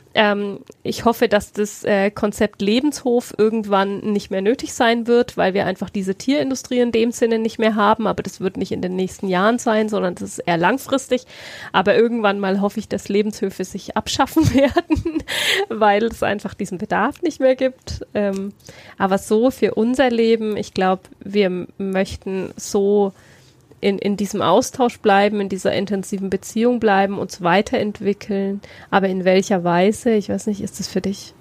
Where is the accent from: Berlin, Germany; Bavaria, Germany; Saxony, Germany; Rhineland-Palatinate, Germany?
Bavaria, Germany; near Heilsbronn; also born or lived in Bayreuth; ich bin in ähm, Bayreuth geboren, bin mhm. aber in der Nähe von Heilsbronn ähm, aufgewachsen